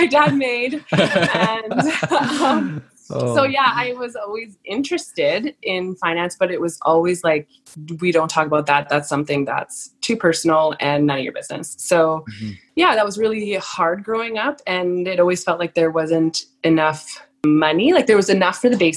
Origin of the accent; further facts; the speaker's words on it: Lower Mainland, British Columbia, Canada; I grew up in Lower Mainland